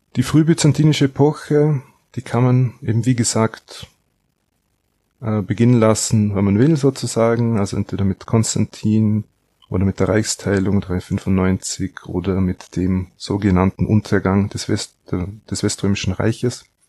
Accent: Austria; ich komme aus Österreich

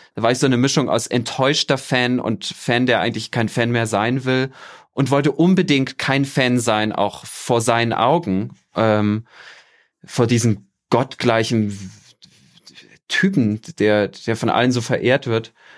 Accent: Germany; moved away as an adult; also born or lived in southern Mexico; now in Mexico; meine Kindheit und Jugend in der DDR

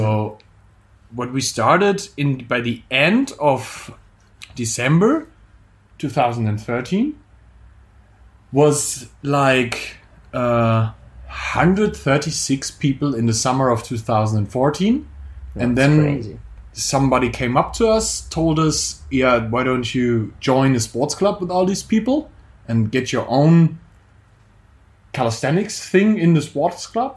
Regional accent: Germany; I'm from Germany actually

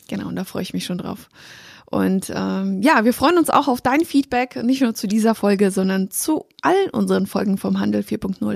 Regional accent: Poland; weil ich komme aus Polen.

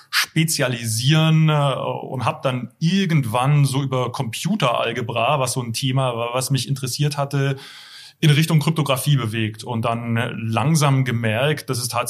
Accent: Baden-Württemberg, Germany; geboren und aufgewachsen im Heilbronner Land und habe in Karlsruhe studiert und dann auch promoviert

